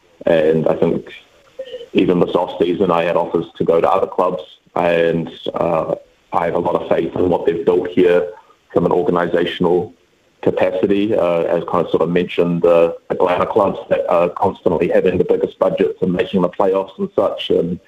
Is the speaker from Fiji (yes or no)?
no; Auckland, New Zealand; born and raised in Auckland